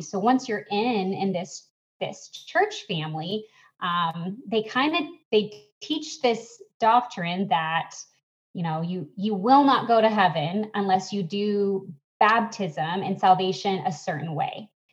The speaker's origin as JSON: {"language": "English", "town": "Atlanta", "region": "Georgia", "country": "United States", "tie": "born or raised there", "moved": "yes", "said": "my hometown of Atlanta"}